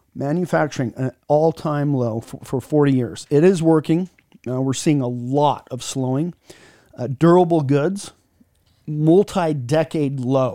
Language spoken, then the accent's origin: English; Utah, United States; I'm from Utah, so we call it data, data, data.